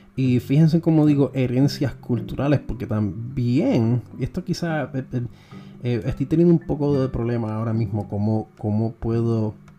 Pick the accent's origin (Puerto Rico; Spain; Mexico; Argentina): Puerto Rico; Nos ha pasado a nosotros los puertorriqueños